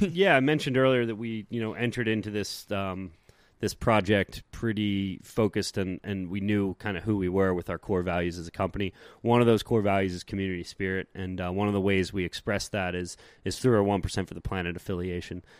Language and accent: English; East Coast, United States; moved away; since I was really young growing up on the East Coast